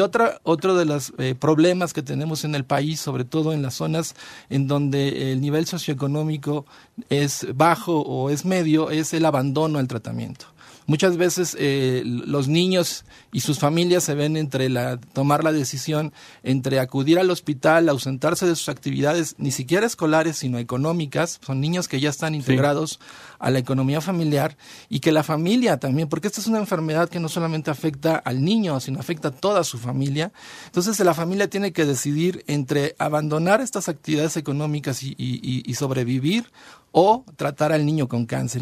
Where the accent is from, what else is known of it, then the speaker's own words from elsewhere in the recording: Mexico; nosotros como población mexicana